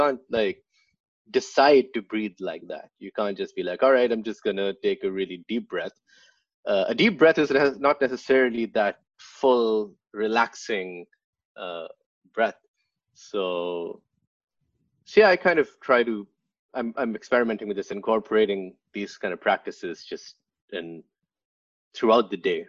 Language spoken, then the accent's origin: English; Pakistan; moved away as an adult; also born or lived in Finland / Sweden; now in New York, United States; I grew up in Pakistan.